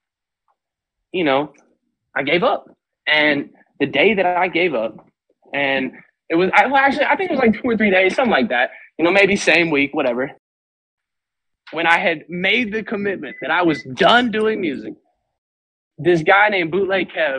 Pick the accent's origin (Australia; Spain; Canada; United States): United States; Florida; also born or lived in Missouri; I'm from Florida. So like … is a Florida legend. Like I was raised in Florida, born in Missouri.